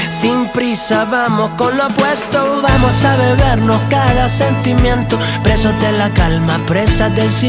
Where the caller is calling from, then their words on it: Terrassa, Catalonia, Spain; Hola, … … de Terrassa